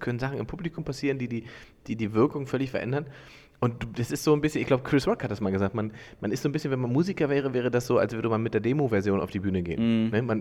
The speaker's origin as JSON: {"language": "German", "town": "Salzwedel", "region": "Saxony-Anhalt", "country": "Germany", "tie": "born or raised there", "lives_now": "Berlin, Germany", "said": "bin ich in Sachsen-Anhalt"}